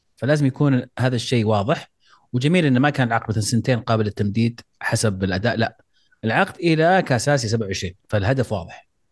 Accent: Saudi Arabia; احنا كسعوديين

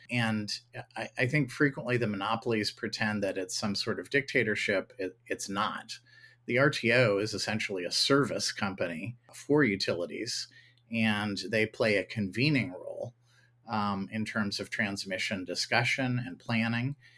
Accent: Ohio, United States; my home state of Ohio

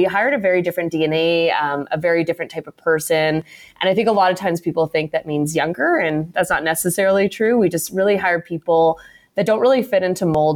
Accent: Canada; I'm a born and raised Canadian, but I'm actually dual citizen.

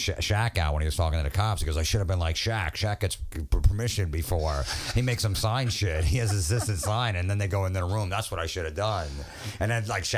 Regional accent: New Jersey, United States; also born or lived in Brooklyn, New York; I was born in Brooklyn, but lived in Jersey pretty much my whole life

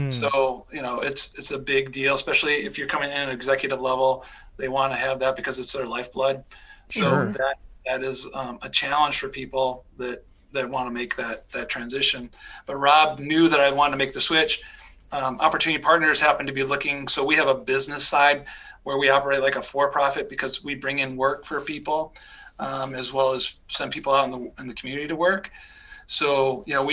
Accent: Michigan, United States; also born or lived in Pennsylvania / North Carolina / California / Georgia; now in Minnesota, United States; I grew up in Michigan

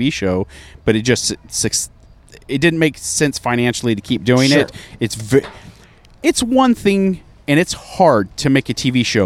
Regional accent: Bend, Oregon, United States; moved away; also born or lived in San Francisco; Bend, Oregon, which is my hometown

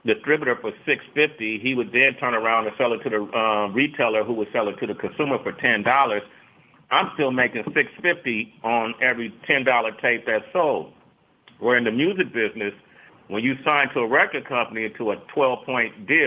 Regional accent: Oakland, California, United States; I grew up in Oakland

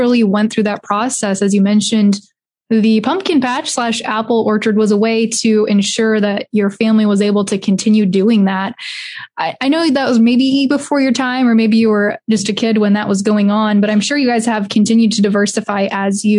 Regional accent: Iowa, United States; I'm from Iowa

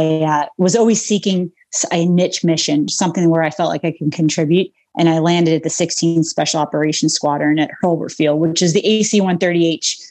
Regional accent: Long Island, New York, United States; moved away; I grew up on Long Island, New York

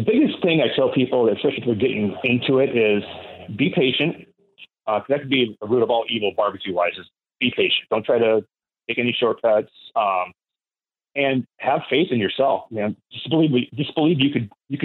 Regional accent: Washington, United States; also born or lived in Kingston, Washington; now in Port Townsend, United States; I'm from Washington State.

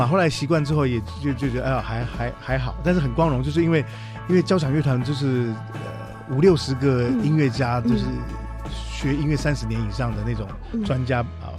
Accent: Taiwan; 我是台湾人，我也没有出国

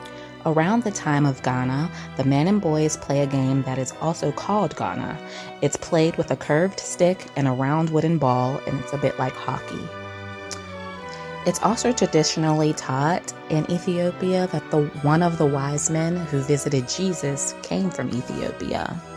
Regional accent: Pittsburgh, Pennsylvania, United States; I'm from Pittsburgh, Pennsylvania, which is in the United States.

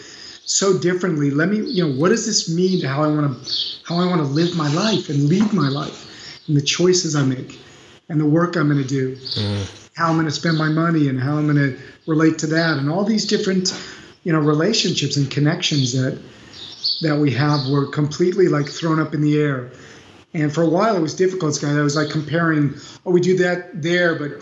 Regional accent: Beverly Hills, California, United States; moved away as an adult; now in Paris, France; I grew up in Beverly Hills and went to UCLA

